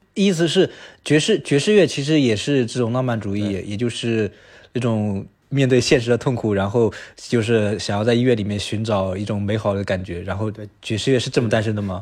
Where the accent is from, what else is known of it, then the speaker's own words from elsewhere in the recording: China; 我们中国人